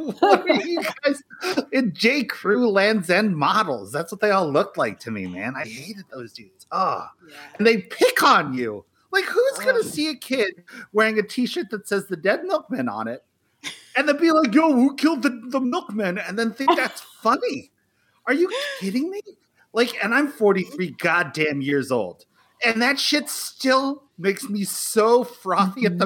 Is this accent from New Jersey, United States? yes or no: yes; Cherry Hill, New Jersey, United States; I'm from Cherry Hill, New Jersey. So I went to high school at Cherry Hill East